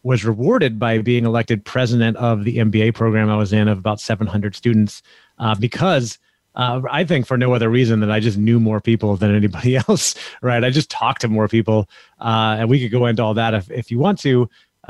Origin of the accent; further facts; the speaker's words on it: Orlando, Florida, United States; also born or lived in California; I grew up in a, pretty normal family in Orlando, Florida